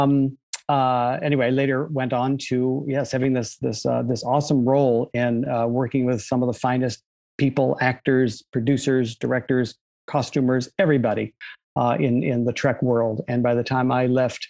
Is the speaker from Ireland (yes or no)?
no; U.S. Virgin Islands; moved away; also born or lived in Maine, United States; I was brought up in the Virgin Islands of all random places, born in Maine, but brought up in the Virgin Islands.